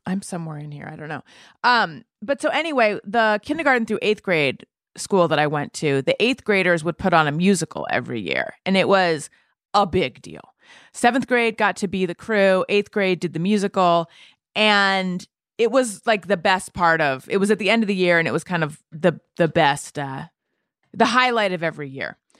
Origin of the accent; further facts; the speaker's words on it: Orange County, California, United States; also born or lived in New York City; now in Los Angeles, United States; I'm from here originally, from Orange County, Northern California, then Orange County